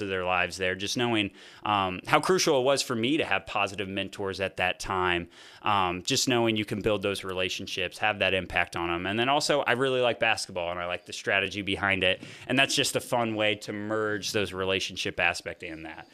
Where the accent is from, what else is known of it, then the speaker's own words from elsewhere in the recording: Fort Wayne, Indiana, United States; I grew up in Fort Wayne, Indiana.